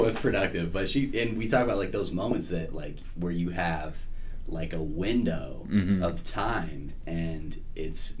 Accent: Indianapolis, Indiana, United States; moved away as an adult; also born or lived in Chicago; when I was growing up in Indianapolis

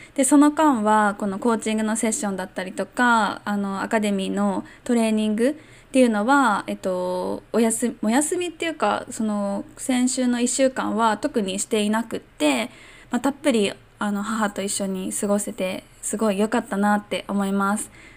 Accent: Chiba, Japan; moved away as an adult; also born or lived in Tokyo / Hong Kong; now in Miyakojima, Japan; ずっと千葉県で生まれたし、それも、あの、東京に近いところで生まれたし

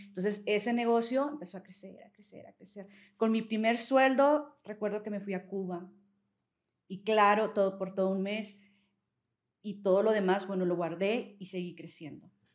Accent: Saltillo, Coahuila, Mexico; soy aquí de Saltillo

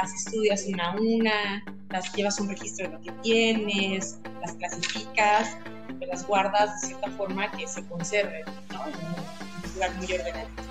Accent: Mexico; todos nosotros como mexicanos

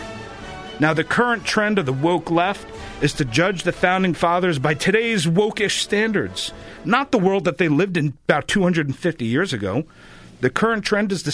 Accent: New York, United States; now in Florida, United States; here in Florida, unlike back home in New York, my former home

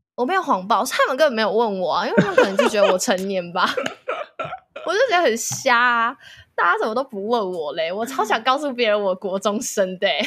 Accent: Hsinchu, Taiwan; 我是新竹人

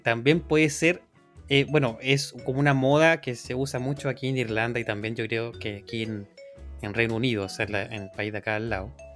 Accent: Chile; now in Ireland

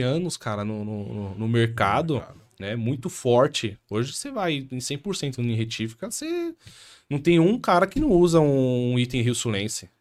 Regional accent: São Paulo, Brazil; also born or lived in Itaquera, Zona Leste, São Paulo; sou aqui de São Paulo

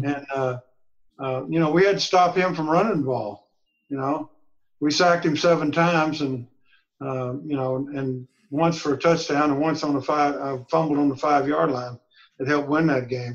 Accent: Texas, United States; I'm from Texas

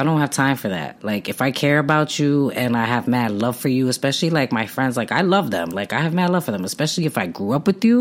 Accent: New York City, New York, United States; I grew up on Night Street, a block on Night Street in Brooklyn

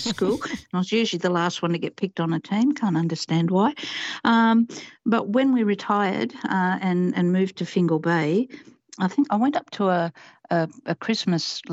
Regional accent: Papua New Guinea; now in Australia; represented my home country, PNG.

